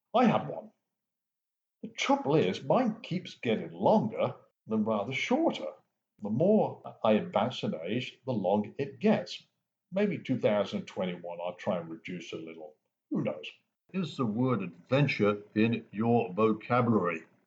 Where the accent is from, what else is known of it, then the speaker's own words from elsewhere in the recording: England, United Kingdom; Growing up in England